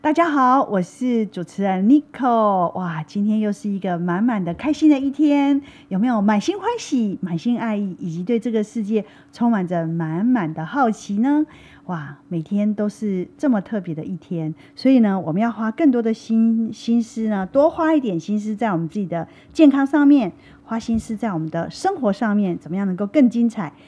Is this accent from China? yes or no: no; Taiwan; 我们台湾其实是这个所谓的就是，呃，到处都是饮料店嘛